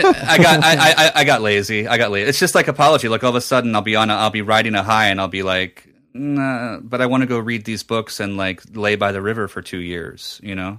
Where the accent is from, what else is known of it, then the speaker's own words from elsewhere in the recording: New Jersey, United States; moved away; at a Borders in my hometown in Jersey